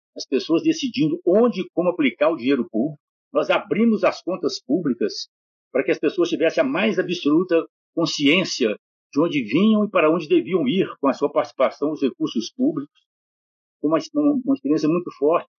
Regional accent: Bocaiúva, Minas Gerais, Brazil; moved away; Eu nasci, criei, passei minha juventude em Bocaiúva, no norte de Minas

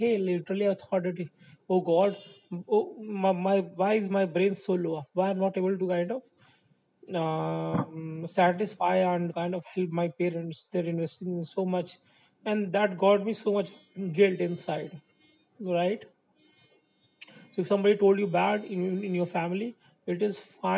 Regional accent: India; I'm from India

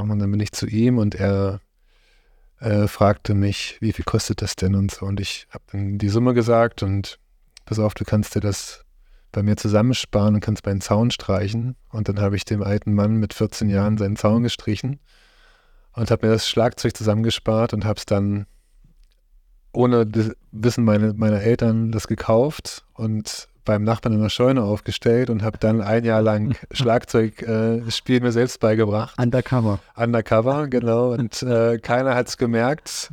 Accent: Haldensleben area, Saxony-Anhalt, Germany; Ich bin hier in der Gegend aufgewachsen, bin hier in Heidensleben geboren

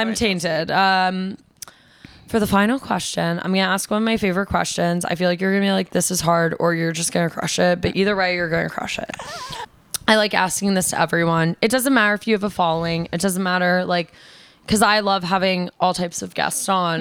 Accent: New York, United States; I'm a New Yorker

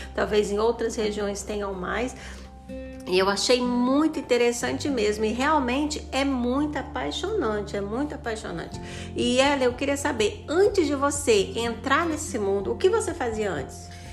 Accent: Goiânia, Goiás, Brazil; now in Formosa, Brazil; Eu sou de Goiânia, mas moro aqui em Formosa

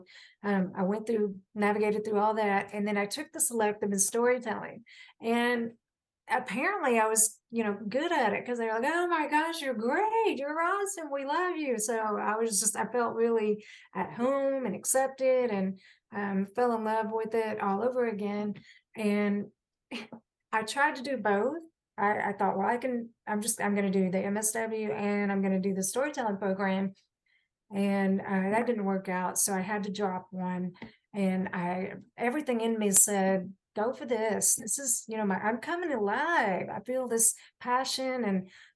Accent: Johnson City, Tennessee, United States; in my hometown of Johnson City

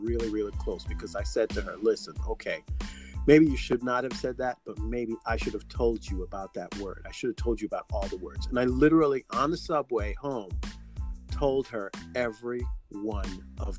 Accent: Jamaica; I am Jamaican

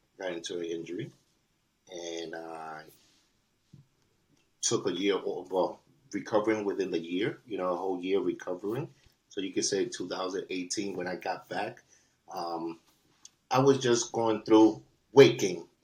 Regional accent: New York City, New York, United States; I'm original from, born and raised, and original from East Harlem, Spanish Harlem, New York City, Manhattan

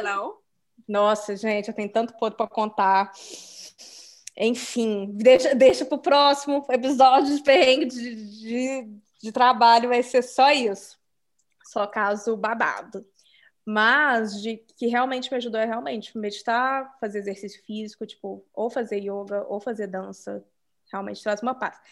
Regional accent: Brazil; moved away; sou do Brasil

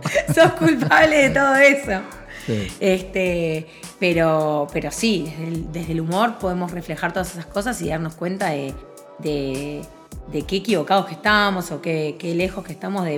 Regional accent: Montevideo, Uruguay; moved away as an adult; yo como uruguaya me fui de Uruguay porque me sentía siempre muy juzgada

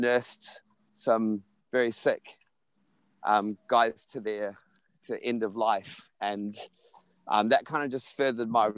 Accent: New Zealand; growing up in New Zealand

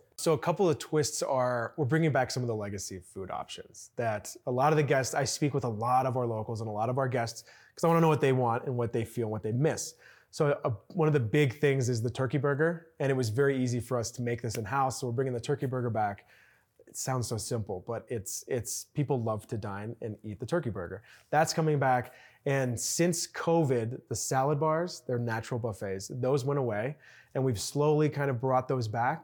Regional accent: Chicago, Illinois, United States; moved away; I'm from Chicago originally

